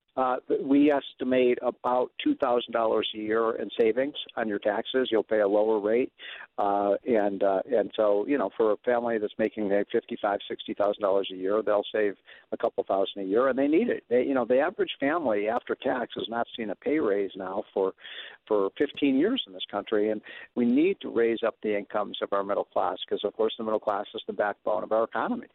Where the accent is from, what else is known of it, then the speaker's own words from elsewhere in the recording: Illinois, United States; my home state of Illinois